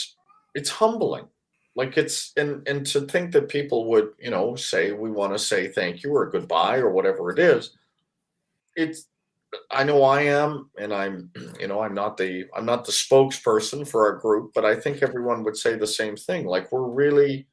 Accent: Vancouver, British Columbia, Canada; growing up in Vancouver

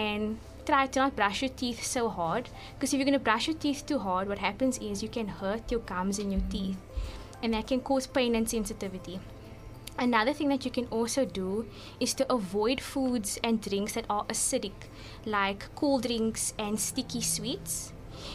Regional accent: Cape Town, Western Cape, South Africa; I grew up in Mitchells Plain

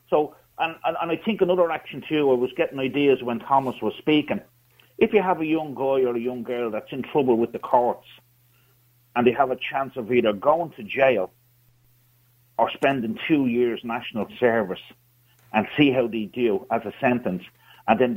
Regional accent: Ireland; represent, I'm an Irishman. I want

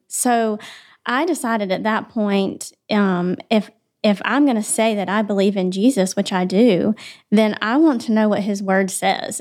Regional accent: Spartanburg, South Carolina, United States; I am from Spartanburg

